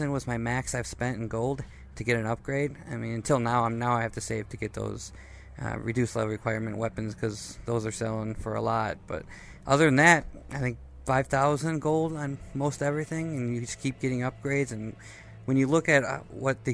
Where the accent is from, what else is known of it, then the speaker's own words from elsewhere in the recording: Wisconsin, United States; I'm from Wisconsin